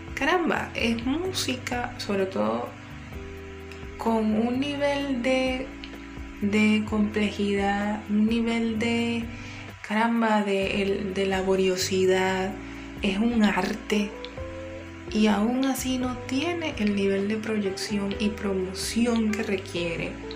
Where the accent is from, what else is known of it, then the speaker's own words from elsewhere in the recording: Guayana, Venezuela; moved away; also born or lived in Caracas; mi tierra guayana